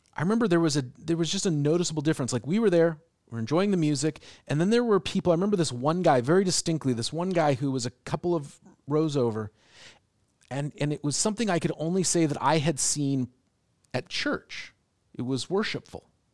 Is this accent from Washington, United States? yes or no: yes; Seattle, Washington, United States; now in Portland, United States; I grew up in Seattle